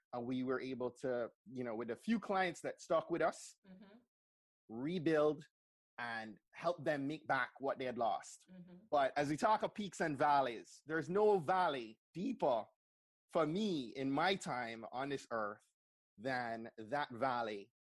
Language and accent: English; Jamaica; also born or lived in Montgomery County, Maryland; now in Maryland, United States; I grew up in Jamaica